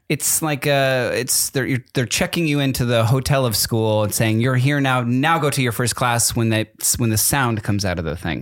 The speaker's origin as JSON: {"language": "English", "region": "East Coast", "country": "United States", "tie": "born or raised there", "moved": "yes", "said": "I grew up on the East Coast and we only had Dunkin' Donuts"}